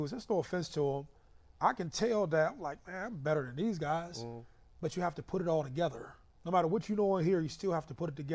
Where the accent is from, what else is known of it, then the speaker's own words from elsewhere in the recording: Youngstown, Ohio, United States; also born or lived in Columbus, Ohio; we grew up in Youngstown.